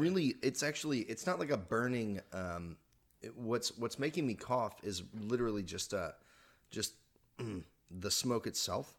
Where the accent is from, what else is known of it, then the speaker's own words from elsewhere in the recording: Texas, United States; moved away as an adult; also born or lived in Oklahoma; now in California, United States; I was born in Oklahoma. I was raised in Texas